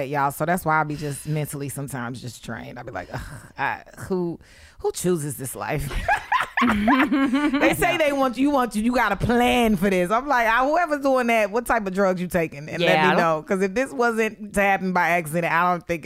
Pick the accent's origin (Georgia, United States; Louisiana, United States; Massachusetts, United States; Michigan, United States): Georgia, United States; Atlanta; now in New York City, United States; I was raised in Atlanta